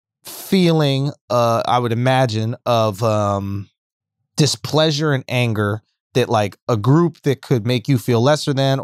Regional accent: New York City, New York, United States; growing up in New York

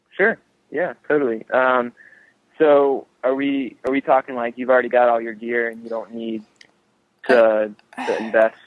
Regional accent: North Carolina, United States; coming back to North Carolina um, has been kind of my MO in between trips. And I think at times it can be hard to be back in um, in a hometown

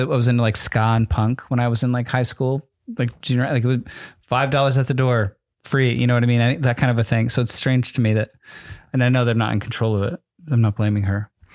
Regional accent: New Jersey, United States; in New Jersey, when I was a little kid

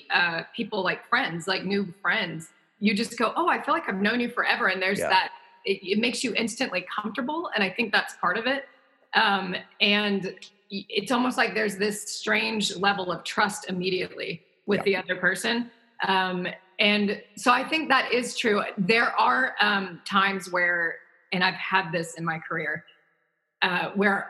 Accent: the South, United States; me growing up in the South

